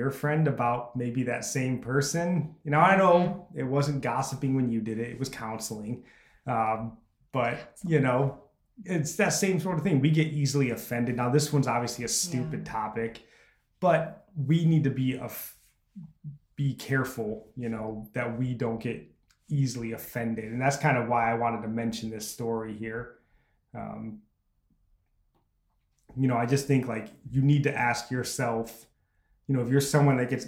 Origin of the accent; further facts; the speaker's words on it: United States; as an American